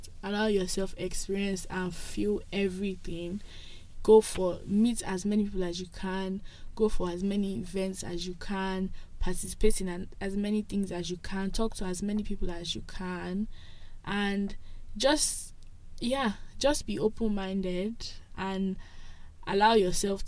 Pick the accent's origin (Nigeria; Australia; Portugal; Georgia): Nigeria; moved away as an adult; now in Toronto, Canada; I'm Nigerian